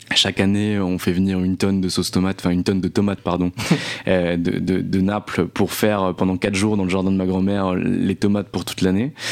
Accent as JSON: {"language": "French", "town": "Nancy", "region": "Grand Est", "country": "France", "tie": "born or raised there", "moved": "as an adult", "lives_now": "Paris, France", "said": "je viens de Nancy à la base. Euh, j'y ai vécu pendant 25 ans et je suis venu à Paris"}